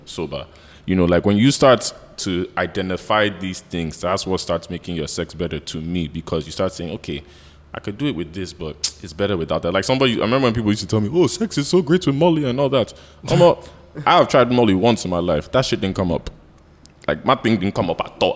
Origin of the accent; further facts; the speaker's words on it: United States; now in Nigeria; growing up in America